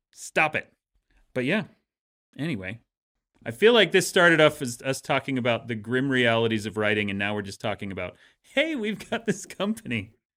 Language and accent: English; Utah, United States; growing up in Utah